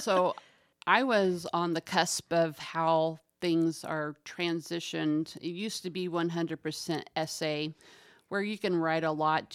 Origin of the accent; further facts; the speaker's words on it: Winchester, Indiana, United States; moved away as an adult; now in Muncie, United States; I grew up in Winchester